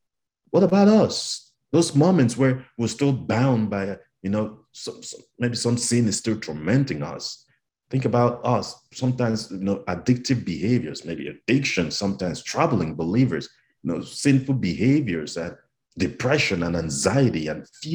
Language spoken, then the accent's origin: English; Cameroon; moved away; I'm from Cameroon in West Africa